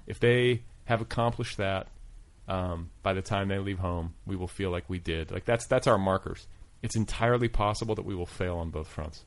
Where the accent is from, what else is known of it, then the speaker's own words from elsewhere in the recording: Milwaukee, Wisconsin, United States; now in Los Angeles, United States; I grew up in Milwaukee